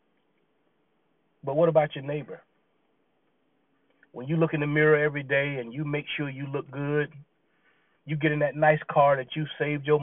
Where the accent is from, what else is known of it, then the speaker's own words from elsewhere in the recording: Virginia, United States; also born or lived in Clemson, South Carolina; when we moved from South Carolina to Virginia and we were living on the naval base